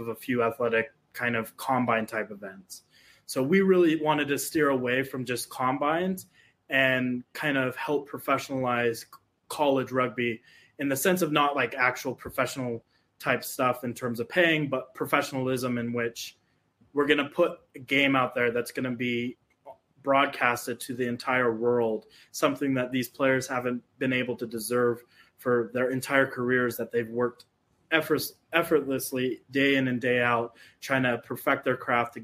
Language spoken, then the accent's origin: English; Utah, United States; I grew up in Utah my whole entire life, and we have dry heat here